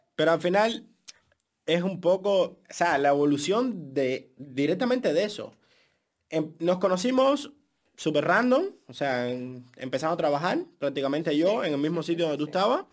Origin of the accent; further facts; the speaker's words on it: Cuba; moved away; 100% cubano y el acento nunca en la vida me ha causado un problema para trabajar en este país